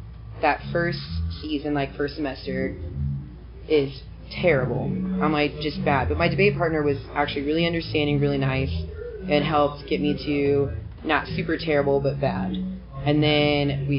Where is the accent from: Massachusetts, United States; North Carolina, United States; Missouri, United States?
Missouri, United States; Kansas City; also born or lived in Nashville, Tennessee; I grew up in Kansas City my whole life.